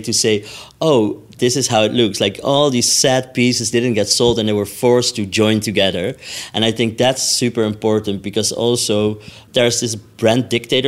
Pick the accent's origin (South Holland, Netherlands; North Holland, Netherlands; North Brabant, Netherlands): North Holland, Netherlands; Amsterdam; I'm from Amsterdam